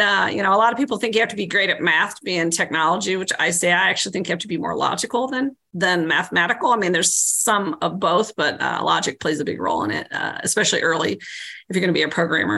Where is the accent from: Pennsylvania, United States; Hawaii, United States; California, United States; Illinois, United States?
Illinois, United States; Central; I grew up in Central Illinois